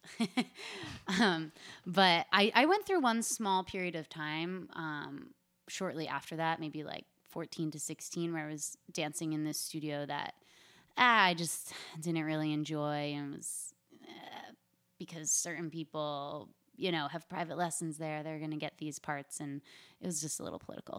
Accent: Philadelphia area, New Jersey, United States; moved away as an adult; also born or lived in South Florida / New York; I am from the South Jersey, Philadelphia area. I lived there through high school

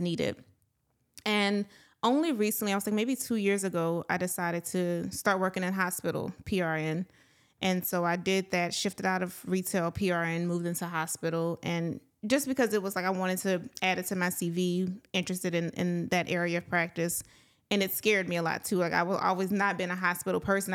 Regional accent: Palmetto, Louisiana, United States; I am from a small town, um, near the Opelousas area. I'm from Palmetto, Louisiana.

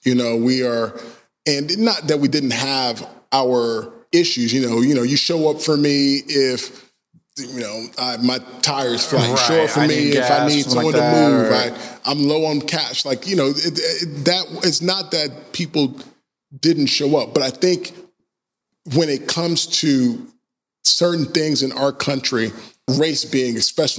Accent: Georgia, United States; You know, I grew up in Georgia. I've experienced racism like from the entire time that I've been there.

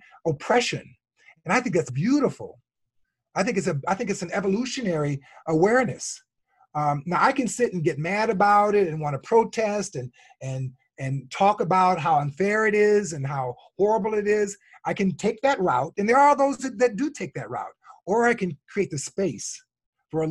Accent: Chicago, Illinois, United States; born and raised in the South Side of Chicago

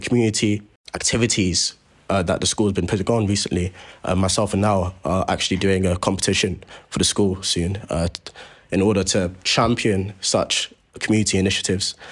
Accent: Croydon, London, United Kingdom; I'm from Croydon myself

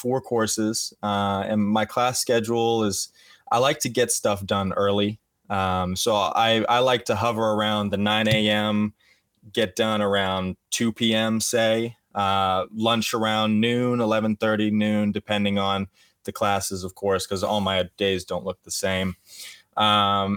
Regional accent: Dallas, Texas, United States; moved away as an adult; I grew up in the Dallas, Texas area

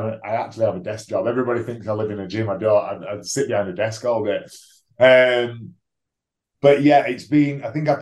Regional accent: Batley, Yorkshire and the Humber, United Kingdom; Batley is my hometown

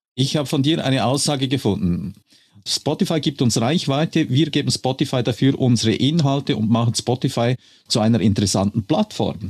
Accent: Switzerland; als Schweizer

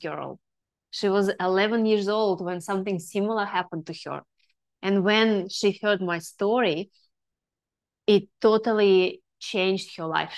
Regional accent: Russia; now in Melbourne, Australia; I'm originally from Russia.

